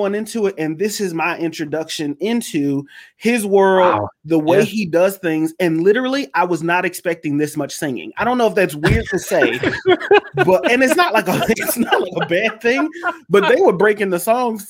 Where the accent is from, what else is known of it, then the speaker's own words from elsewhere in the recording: Houston, Texas, United States; So I literally grew up attending plays.